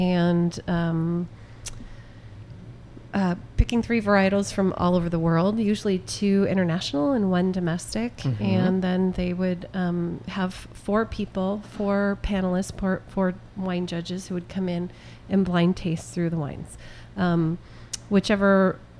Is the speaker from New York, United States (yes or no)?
yes; upstate New York, United States; moved away; I grew up in upstate New York